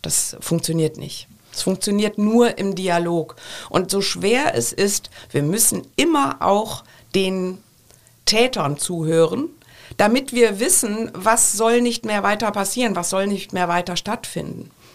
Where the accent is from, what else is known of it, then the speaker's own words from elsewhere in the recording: Düsseldorf, North Rhine-Westphalia, Germany; now in Cologne, Germany; Ich bin ja Düsseldorferin in Köln lebend, also karnevalsgeprägt